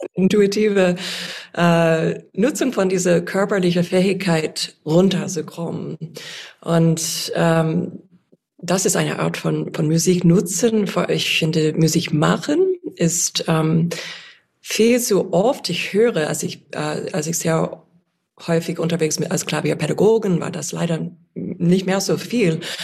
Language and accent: German; United States; accent: American; German is a second language; moved away; ich hoffe, dass mein amerikanischer Akzent nicht so stark ist